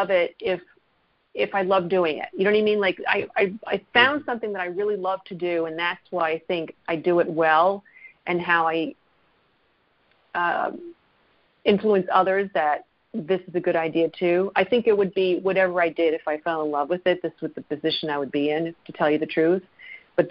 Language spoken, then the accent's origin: English; New Jersey, United States; I am from New Jersey